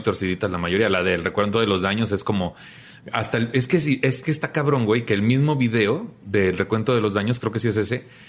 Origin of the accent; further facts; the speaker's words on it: Tampico, Tamaulipas, Mexico; en mi tierra, en Tampico, también todos nos conocemos